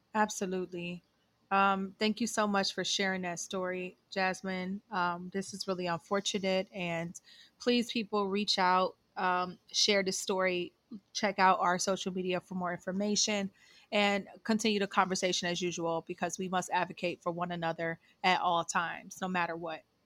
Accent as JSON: {"language": "English", "region": "Ohio", "country": "United States", "moved": "yes", "said": "I am from Ohio, but I've been away for a really long time"}